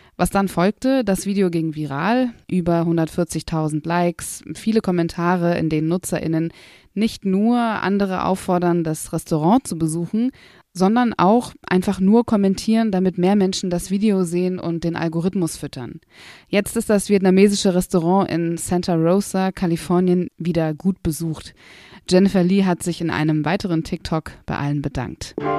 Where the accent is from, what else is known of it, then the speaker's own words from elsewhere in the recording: Berlin, Germany; ich komme aus Berlin